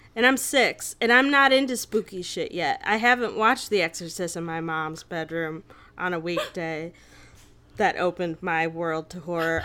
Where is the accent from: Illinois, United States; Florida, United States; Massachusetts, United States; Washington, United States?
Illinois, United States; Naperville; I grew up in Naperville